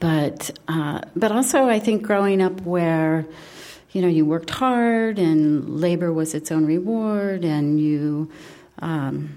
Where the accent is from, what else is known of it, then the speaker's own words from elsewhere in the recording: Midwest, United States; I grew up in the Midwest